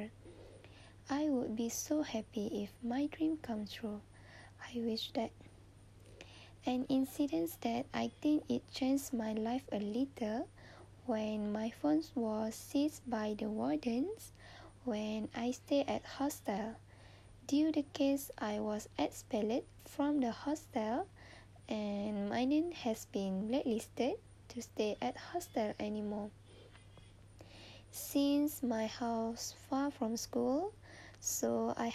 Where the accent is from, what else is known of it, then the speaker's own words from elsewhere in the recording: Terengganu, Malaysia; I was born in Terengganu on 22 of April 2001.